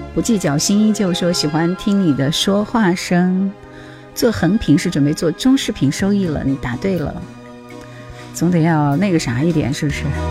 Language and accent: Chinese; Hubei, China; 我是湖北人，不是广东人